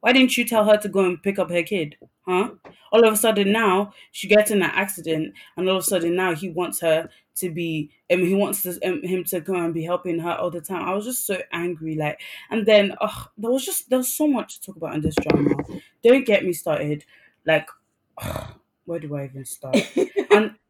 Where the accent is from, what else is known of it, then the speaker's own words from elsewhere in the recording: Nigeria; first language English; I'm Nigerian.